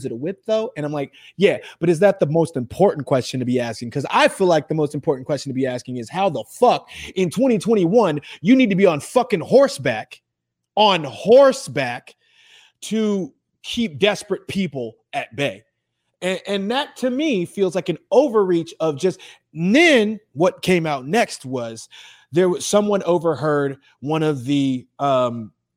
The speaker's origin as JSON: {"language": "English", "region": "Texas", "country": "United States", "tie": "born or raised there", "said": "I was born in Texas. I rode horses when I was a kid"}